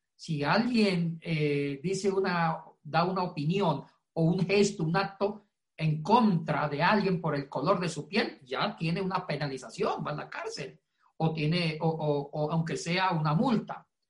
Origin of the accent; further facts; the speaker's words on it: Ecuador; now in Puerto Rico; es compatriota, hincha de la Liga de Quito